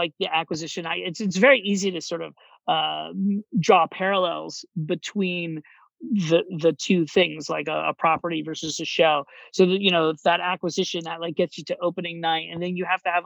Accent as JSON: {"language": "English", "town": "Orlando", "region": "Florida", "country": "United States", "tie": "born or raised there", "also_born_or_lived": "New York City", "moved": "as an adult", "lives_now": "Miami, United States"}